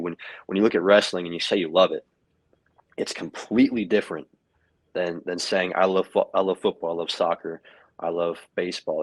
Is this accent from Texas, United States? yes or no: no; Knoxville, Tennessee, United States; moved away; I grew up in Knoxville, Tennessee. That's my home.